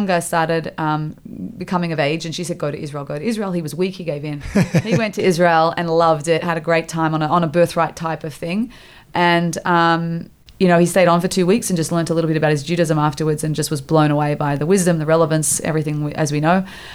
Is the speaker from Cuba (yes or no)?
no; Australia; born or raised there; also born or lived in Montreal, Canada